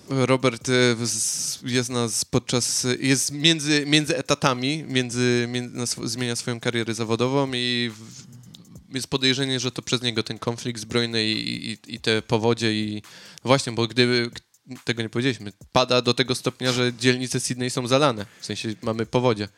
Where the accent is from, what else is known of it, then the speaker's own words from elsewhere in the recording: Poland; moved away; nie uciekłem z Polski przed, przed wojną